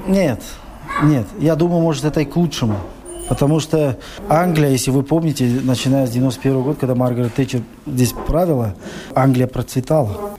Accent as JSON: {"language": "Russian", "town": "Chkalovsk", "region": "Sughd", "country": "Tajikistan", "moved": "as an adult", "lives_now": "Leeds, United Kingdom", "said": "я из Чкаловской. Это в Таджикистане, более севернее."}